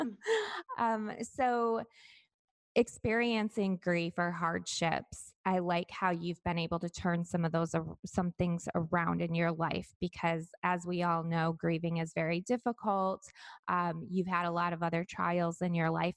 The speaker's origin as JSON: {"language": "English", "region": "Michigan", "country": "United States", "tie": "born or raised there", "moved": "yes", "lives_now": "Florida, United States", "said": "my home state of Michigan"}